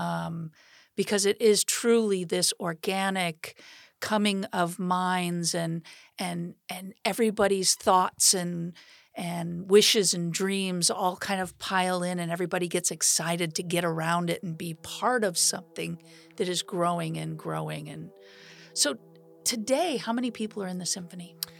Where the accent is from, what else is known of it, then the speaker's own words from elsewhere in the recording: Sandpoint, Idaho, United States; moved away; I grew up in Sand Point